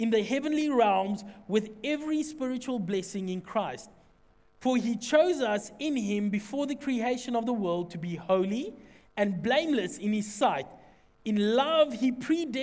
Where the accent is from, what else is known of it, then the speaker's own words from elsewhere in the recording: Secunda, Mpumalanga, South Africa; I'm from Secunda